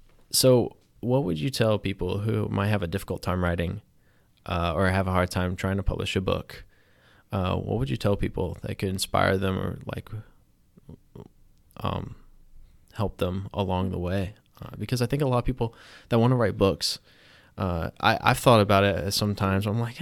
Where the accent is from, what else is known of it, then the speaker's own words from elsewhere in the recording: Wilmington, North Carolina, United States; also born or lived in New York City / Chattanooga; I'm from Wilmington, North Carolina originally. I've lived in like New York City, Chattanooga, Tennessee.